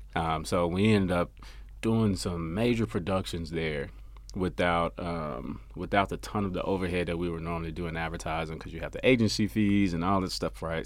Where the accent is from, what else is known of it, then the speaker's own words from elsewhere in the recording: Memphis, Tennessee, United States; now in Frisco, United States; I'm from Memphis, Tennessee originally